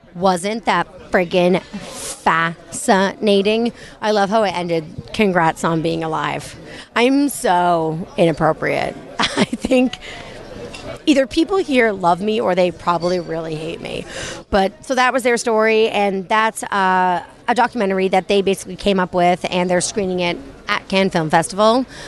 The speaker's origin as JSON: {"language": "English", "country": "United States", "said": "I'm American"}